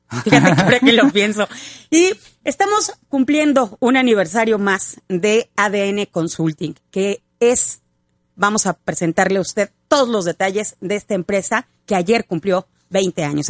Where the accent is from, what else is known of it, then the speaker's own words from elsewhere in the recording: northern Mexico, Mexico; más siendo norteños